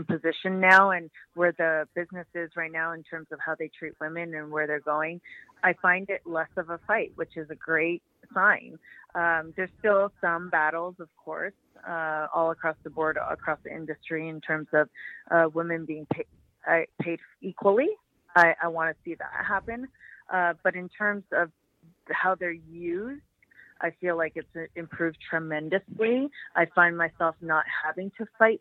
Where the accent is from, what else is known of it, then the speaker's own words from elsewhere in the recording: Toronto, Ontario, Canada; it's in Toronto, my hometown